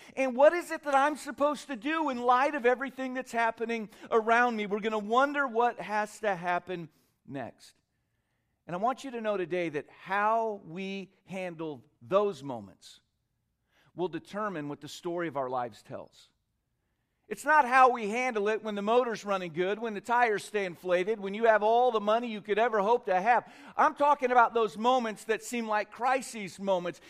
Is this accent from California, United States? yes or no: yes; California, United States; moved away as an adult; also born or lived in Korea / Tennessee; I lived in Korea for a while as a child, but I was born in California, raised most of the time in California